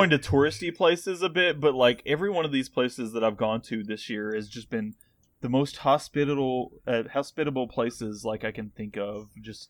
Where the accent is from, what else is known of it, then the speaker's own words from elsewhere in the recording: the South, United States; We're like from the South